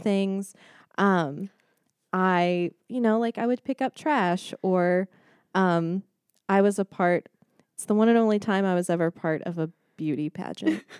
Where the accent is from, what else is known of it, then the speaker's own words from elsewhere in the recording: Mansfield, Texas, United States; moved away as an adult; grew up in Dallas, Texas, or around Dallas, mm-hmm. Texas. It's a place called Mansfield.